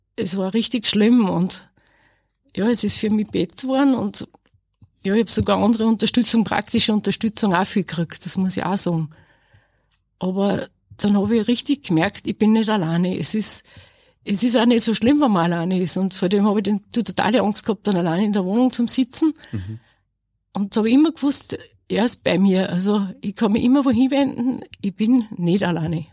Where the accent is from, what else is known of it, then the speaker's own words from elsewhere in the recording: Asten, Upper Austria, Austria; ich komme aus Asten bei Enz und ich arbeite als Feinkostverkäuferin in Linz